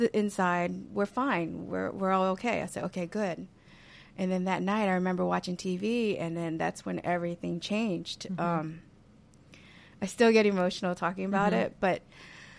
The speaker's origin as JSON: {"language": "English", "town": "New Orleans", "region": "Louisiana", "country": "United States", "tie": "born or raised there", "said": "growing up in New Orleans"}